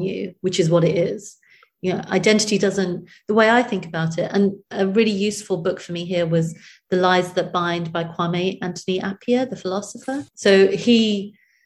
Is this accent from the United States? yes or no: no; United Kingdom; also born or lived in India; I was born in Britain